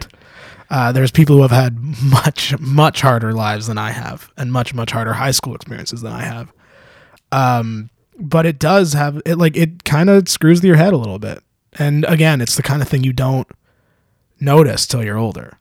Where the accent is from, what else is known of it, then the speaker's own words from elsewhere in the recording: Canada; I'm Canadian